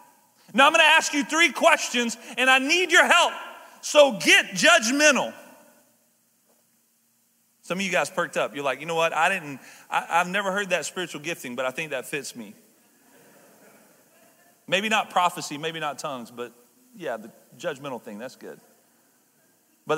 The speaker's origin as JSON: {"language": "English", "region": "the South", "country": "United States", "said": "I'm from the South"}